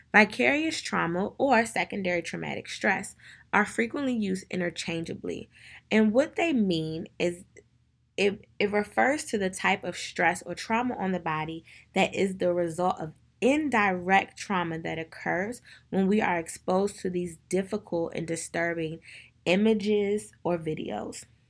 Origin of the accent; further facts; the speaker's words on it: Prince George's County, Maryland, United States; I'm from Prince George's County, Maryland.